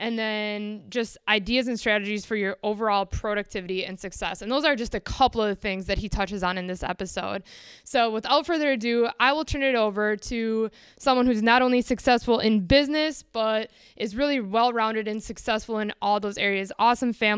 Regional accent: Midwest, United States; I'm from the Midwest, and maybe that has something to do with it, maybe it doesn't.

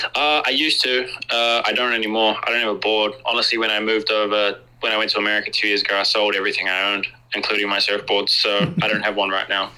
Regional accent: New Zealand; when we grow up as Kiwis, there's a, a certain type of like Kiwi summer and Kiwi Christmas that we have

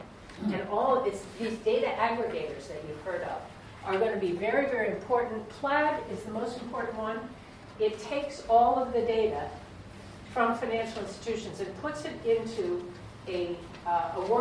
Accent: Brunswick, Maine, United States; my hometown in Brunswick, Maine

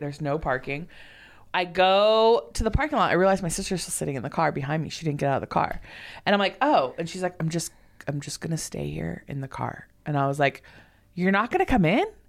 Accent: Southern California, United States; moved away; also born or lived in Oregon; I'm from Southern California

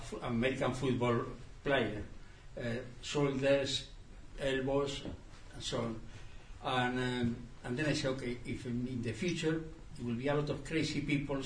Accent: Spain; I come from the Franco regime

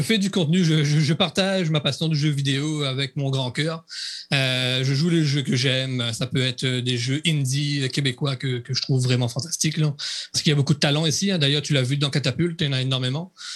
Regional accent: Réunion; je suis un réunionnais

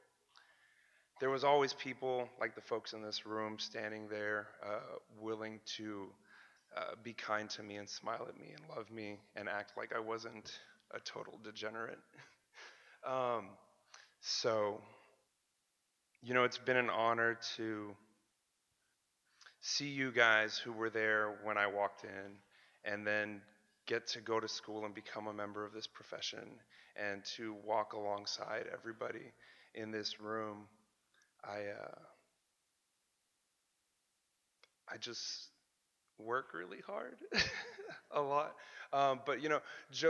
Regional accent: Laredo, Texas, United States; I grew up in Laredo, Texas

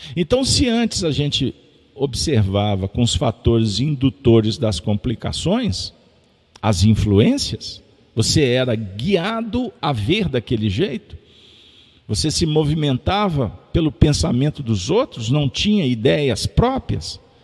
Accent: Minas Gerais, Brazil; also born or lived in Belo Horizonte

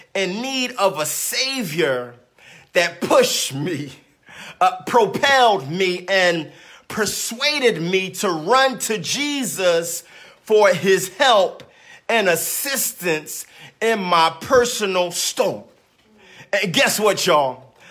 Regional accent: Philadelphia, Pennsylvania, United States; growing up in South Philadelphia

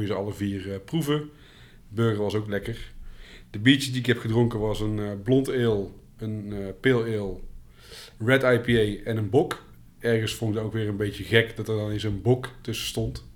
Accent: North Brabant, Netherlands; ik ben wel een Brabander

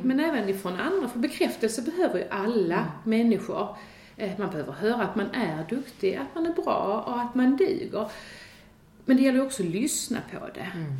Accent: Sweden; som svensk

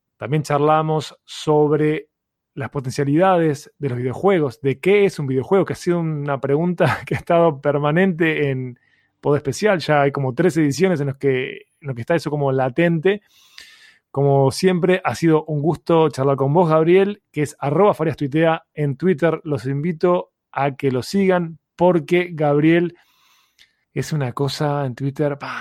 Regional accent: Montevideo, Uruguay; En el caso uruguayo, que nosotros somos de Uruguay, somos de Montevideo

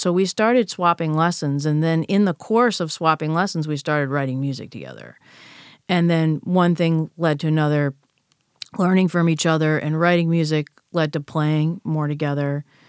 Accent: United States; I'm an American and I've grown up here

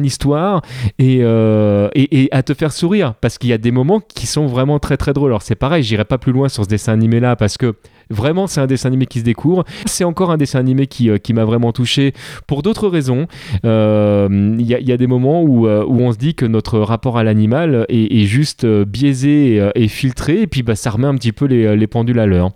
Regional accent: France; en tant que, en tant que français

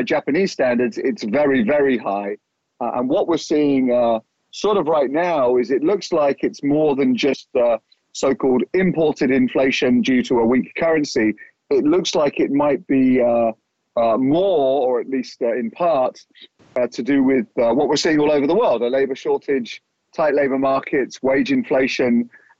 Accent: United Kingdom; moved away; my home country, the UK

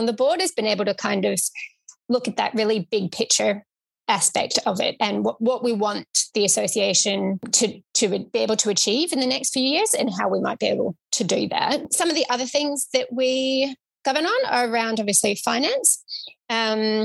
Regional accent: Victoria, Australia; I am from Victoria

